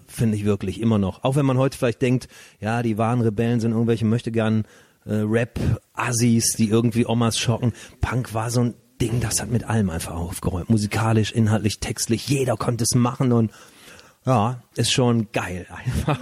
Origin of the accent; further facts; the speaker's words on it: Leverkusen, North Rhine-Westphalia, Germany; now in Cologne, Germany; ich bin ja in der Sportstadt Bayer Leverkusen mhm. aufgewachsen